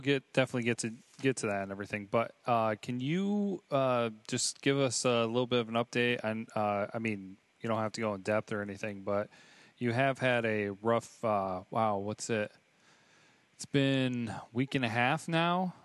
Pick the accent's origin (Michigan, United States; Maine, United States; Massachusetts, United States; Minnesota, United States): Michigan, United States; growing up in Michigan